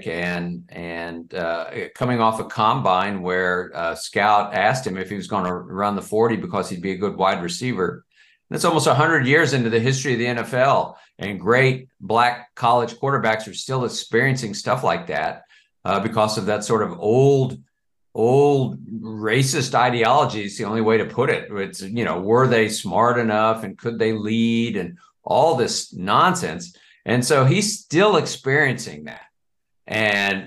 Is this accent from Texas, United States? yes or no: yes; Dallas, Texas, United States; now in Baltimore, United States; growing up in Dallas